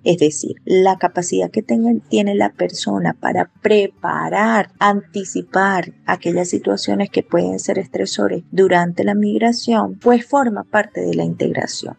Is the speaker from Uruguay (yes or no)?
no; Venezuela; accent: Venezuelan; now in Santander, Colombia; mi acento y algunas de mis costumbres siguen siendo un reflejo muy marcado de mi lugar de origen. Es decir, yo tengo un acento significativamente distinto al del santanderiano, por tanto inmediatamente me identifican como una persona extranjera.